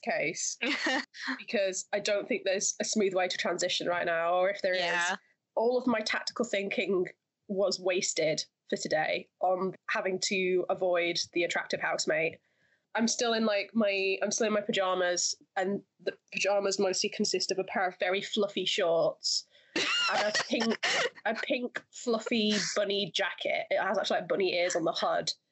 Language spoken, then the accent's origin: English; Lancashire, North West England, United Kingdom; I grew up in the Northwest. Northwest represent. Lancashire represent